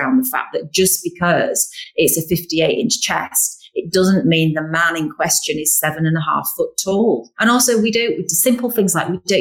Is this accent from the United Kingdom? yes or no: yes; Yorkshire and the Humber, United Kingdom; we're from Yorkshire